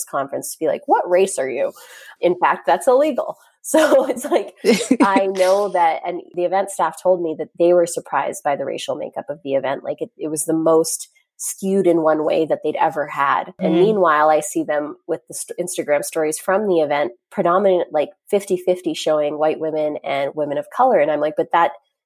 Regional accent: Grande Prairie, Alberta, Canada; now in Carp, Canada; I grew up in Grand Prairie, Alberta, surrounded, like being very much one of the only ones.

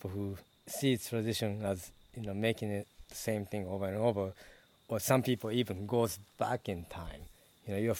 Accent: Japan; also born or lived in United States; now in Rotterdam, Netherlands; I'm from Japan

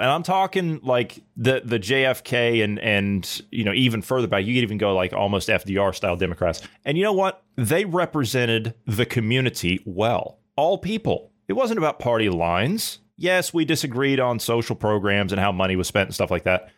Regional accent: United States

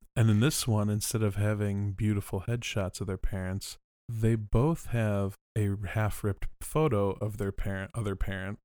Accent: California, United States; We're from California

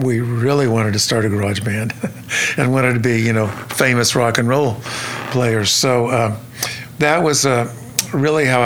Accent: Stillwater, Oklahoma, United States; I was born and raised in Stillwater, Oklahoma.

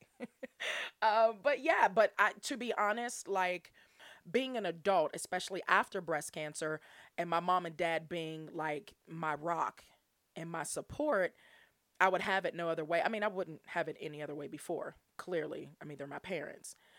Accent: Pittsburgh, Pennsylvania, United States; my hometown um, in, like, right outside the city of Pittsburgh

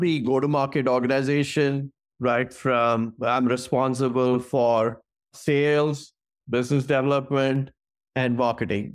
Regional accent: New Delhi, Delhi, India; moved away as an adult; also born or lived in Singapore / Atlanta, United States; now in San Francisco Bay Area, United States; I was born and raised in New Delhi in India

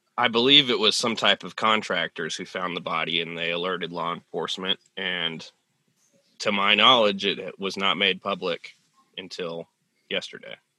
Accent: California, United States; moved away as an adult; now in Sanford, United States; growing up in California and experiencing earthquakes

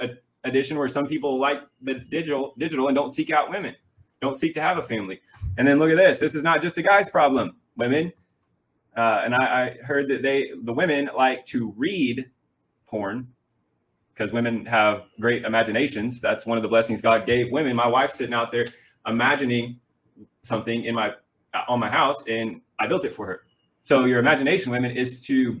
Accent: Missouri, United States; moved away as an adult; I'm from Missouri, right? Actually here

